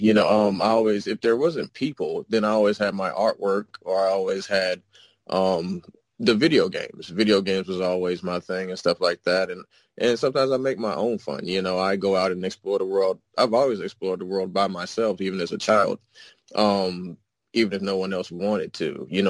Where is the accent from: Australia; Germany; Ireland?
Germany; also born or lived in Indianapolis, United States / United States; I was born in Indianapolis, raised in Germany, and raised across the U.S. from the West Coast, the Midwest, and the East Coast.